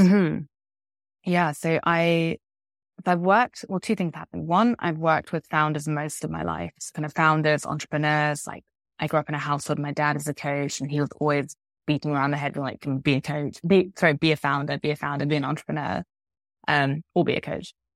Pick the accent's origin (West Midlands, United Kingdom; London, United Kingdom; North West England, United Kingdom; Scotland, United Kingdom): London, United Kingdom; also born or lived in Vancouver, Canada; now in Spain; I'm from London, though I now live in Spain